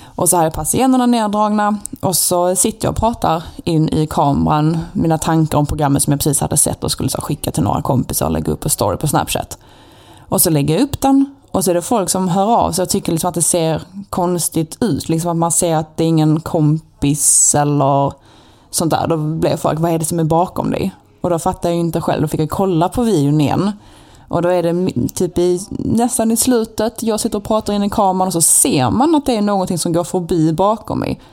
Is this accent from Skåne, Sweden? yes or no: yes; Malmö, Skåne, Sweden; accent: Skåne dialect